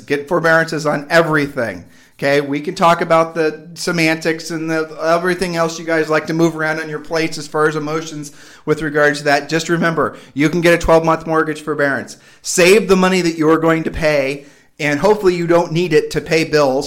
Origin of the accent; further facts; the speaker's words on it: Midwest, United States; now in Puerto Rico; we're from the Midwest